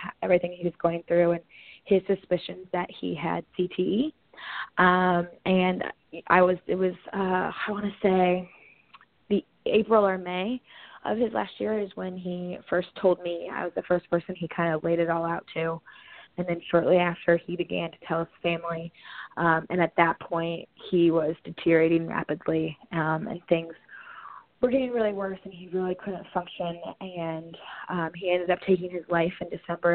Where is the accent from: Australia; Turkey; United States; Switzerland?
United States; Indianola, Iowa; moved away as an adult; also born or lived in Danville, Kentucky / Cleveland, Ohio / Washington, D.C.; We're both from Indianola, Iowa, and went to Indianola High School